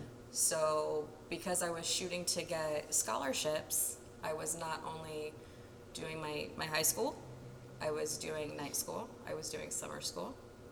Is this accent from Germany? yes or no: no; New Port Richey, Florida, United States; I was born and raised in Florida.